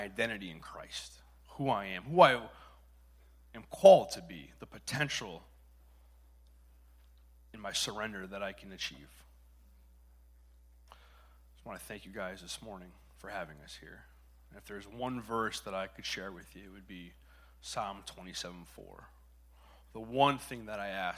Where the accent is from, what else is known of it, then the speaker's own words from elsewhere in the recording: Connecticut, United States; I'm from Connecticut